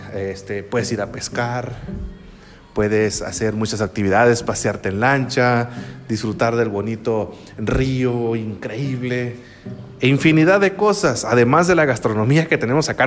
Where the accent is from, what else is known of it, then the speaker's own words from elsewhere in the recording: San Blas, Sinaloa, Mexico; also born or lived in El Fuerte, Sinaloa; soy originario de Sinaloa, aquí de la República Mexicana. Soy mexicano, nací en San Blas, un bonito pueblito que pertenece al municipio de El Fuerte, que está en el estado de Sinaloa